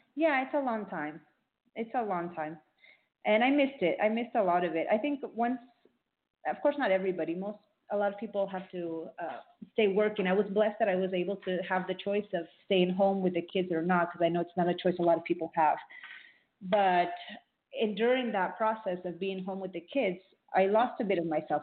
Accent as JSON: {"language": "English", "town": "Miami", "region": "Florida", "country": "United States", "tie": "born or raised there", "also_born_or_lived": "Peru", "said": "I grew up in Miami, Florida, South Florida. Uh, I was born in Peru, so I come from a Peruvian family"}